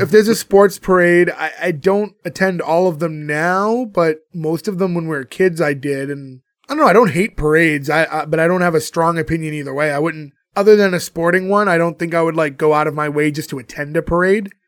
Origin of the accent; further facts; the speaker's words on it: Boston, Massachusetts, United States; we're all from Boston.